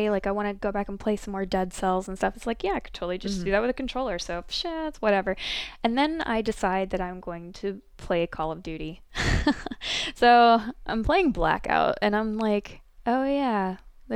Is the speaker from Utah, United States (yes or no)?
no; Ohio, United States; also born or lived in Korea; now in South Korea; I'm from Ohio originally